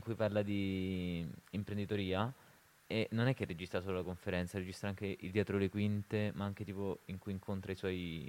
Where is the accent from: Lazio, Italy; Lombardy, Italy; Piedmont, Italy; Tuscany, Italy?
Lazio, Italy; Rome; now in Turin, Italy; da romano